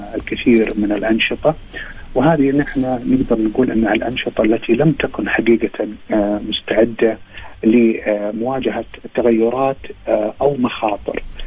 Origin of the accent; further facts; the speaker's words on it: Saudi Arabia; also born or lived in Riyadh; عندنا في المملكة العربية السعودية